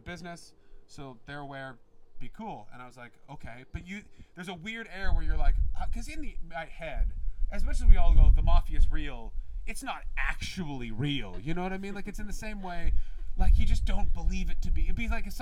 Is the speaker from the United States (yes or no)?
no; Canada; now in London, United Kingdom; I'm from Canada